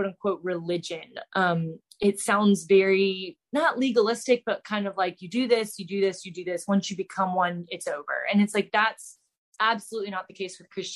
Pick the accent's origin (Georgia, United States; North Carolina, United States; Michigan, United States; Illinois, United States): North Carolina, United States; Charlotte; moved away as an adult; also born or lived in Clemson, South Carolina; now in Charleston, United States; I am from Charlotte, North Carolina. Born and raised there